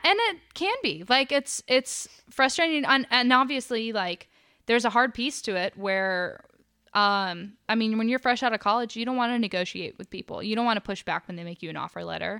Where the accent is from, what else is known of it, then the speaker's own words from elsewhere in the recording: Dahlonega, Georgia, United States; moved away as an adult; now in Charlotte, United States; I grew up in Dahlonega and I started going to college there